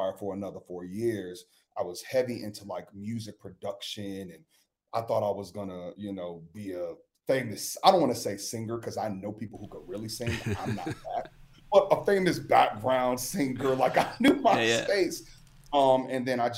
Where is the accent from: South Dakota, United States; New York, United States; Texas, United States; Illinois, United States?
Illinois, United States; Chicago; I'm from Chicago